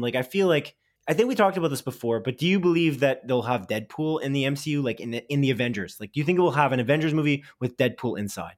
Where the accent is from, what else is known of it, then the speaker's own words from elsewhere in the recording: Canada; we're Canadian